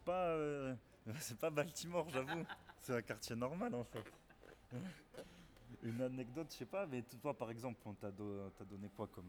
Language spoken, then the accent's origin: French; Bordeaux, Nouvelle-Aquitaine, France; même si je suis pas né à Bordeaux, mais euh, j'ai toujours vécu, donc normal, tu te sens Bordelais.